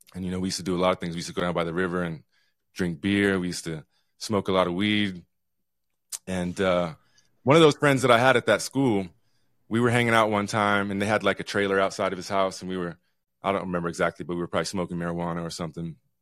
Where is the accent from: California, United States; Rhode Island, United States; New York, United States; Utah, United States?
Utah, United States; now in Juneau, United States; I grew up here in Utah a long time ago